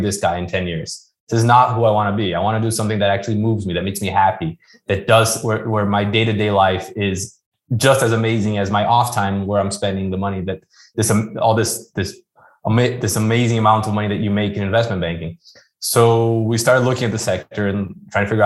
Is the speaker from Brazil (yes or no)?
yes; Brazil; moved away as an adult; being born and raised in Brazil